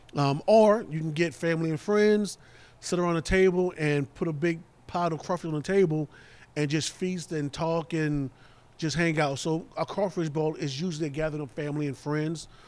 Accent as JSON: {"language": "English", "town": "New Orleans", "region": "Louisiana", "country": "United States", "moved": "yes", "said": "I'm from New Orleans"}